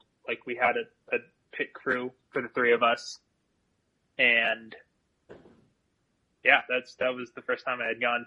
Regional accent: Las Vegas, Nevada, United States; moved away as an adult; also born or lived in Milwaukee, Wisconsin / Eugene, Oregon; now in Colorado, United States; I lived in Las Vegas for minus, like, the 3 years that I had growing up in Milwaukee. Like, my entire life I was in Las Vegas.

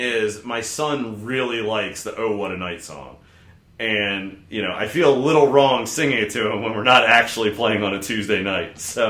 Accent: Maryland, United States; I grew up in Maryland

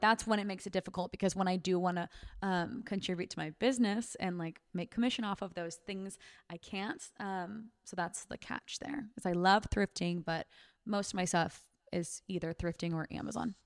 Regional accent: Sacramento, California, United States; I'm from Sacramento

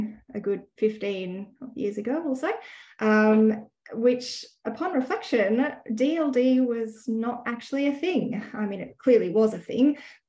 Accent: Sydney, New South Wales, Australia; moved away as an adult; also born or lived in Western Australia; now in Brisbane, Australia; I grew up in Sydney

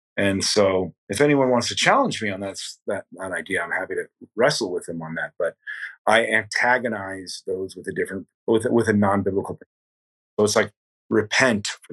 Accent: Delaware County, Catskill Mountains, New York, United States; now in New York City, United States; Delaware County, where I grew up, was the second poorest

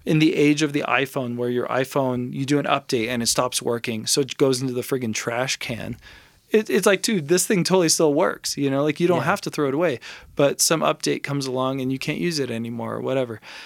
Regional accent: Los Angeles, California, United States; now in Santa Fe, United States; I'm from Los Angeles.

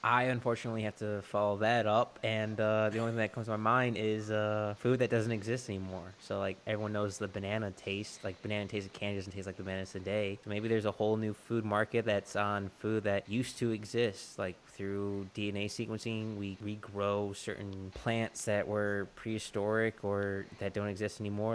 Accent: Texas, United States; I'm a Texan.

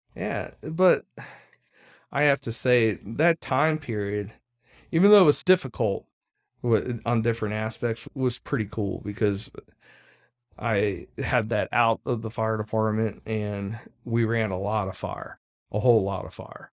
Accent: Arlington, Virginia, United States; I spent the first twelve years of my life in Arlington County

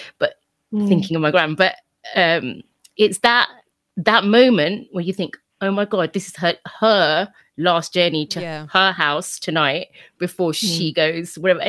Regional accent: United Kingdom; I am British

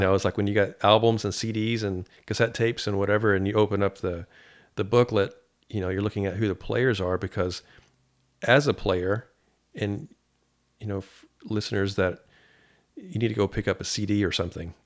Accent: Paducah, Kentucky, United States; I'm from Paducah.

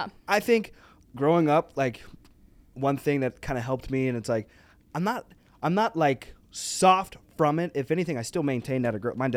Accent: the South, United States; We don't say, like, I don't, like, where I'm from, like, I was raised in the South.

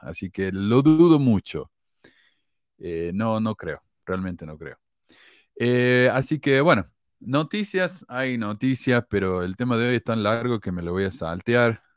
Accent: Córdoba, Argentina; accent: cordobés; yo nací en Argentina donde todo el mundo es católico, yo me crié católico

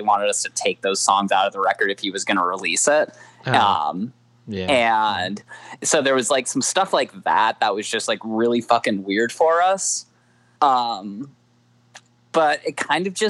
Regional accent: Minneapolis, Minnesota, United States; moved away as an adult; I'm from Minneapolis

